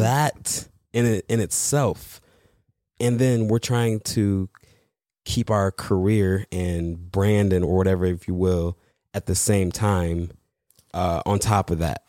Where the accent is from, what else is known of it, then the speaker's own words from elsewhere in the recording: Michigan, United States; moved away; also born or lived in Los Angeles / Texas; the job was in Michigan, my hometown